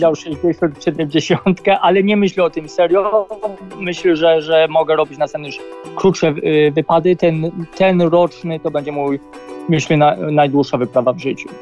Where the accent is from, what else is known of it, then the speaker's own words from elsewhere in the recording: Poland; accent: heavy Polish accent in English; moved away; also born or lived in Australia; Mam ciężki jednak angielski akcent, znaczy angielski, polski akcent